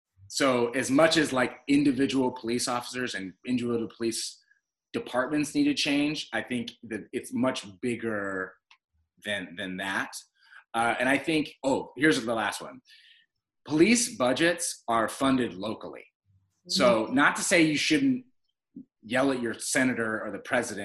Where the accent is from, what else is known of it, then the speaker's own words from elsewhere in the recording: United States; we as African American people have never actually gotten full citizenship in the United States